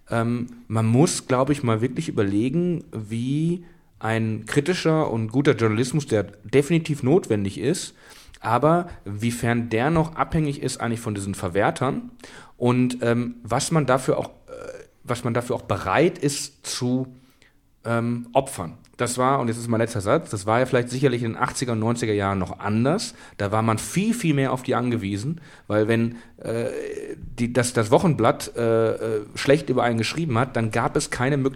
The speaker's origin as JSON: {"language": "German", "town": "Kamen", "region": "North Rhine-Westphalia", "country": "Germany", "tie": "born or raised there", "said": "Aus meiner Heimatstadt Kamen"}